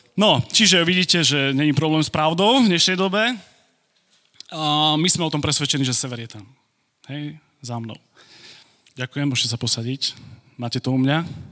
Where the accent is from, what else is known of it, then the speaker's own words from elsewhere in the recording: Košice, Košice Region, Slovakia; moved away as an adult; also born or lived in Virginia; Ja som tu doma. Ja som Košičan